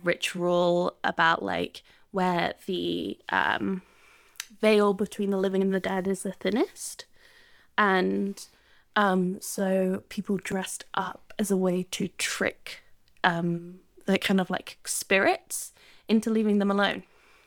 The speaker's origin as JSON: {"language": "English", "region": "England", "country": "United Kingdom", "tie": "born or raised there", "lives_now": "Sydney, Australia", "said": "we're in Sydney in the Southern Hemisphere, so we don't have this. But in the Northern Hemisphere, where I grew up in England"}